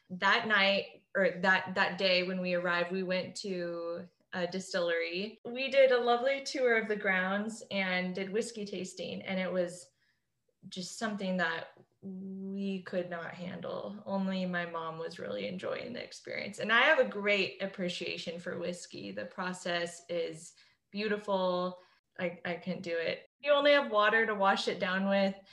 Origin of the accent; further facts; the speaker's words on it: Scotland, United Kingdom; So I'm Scottish too, so I love this.